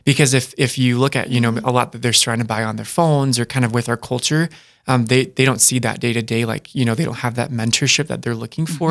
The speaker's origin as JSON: {"language": "English", "town": "Dakota Dunes", "region": "South Dakota", "country": "United States", "said": "I'm from Dakota Dunes, South Dakota"}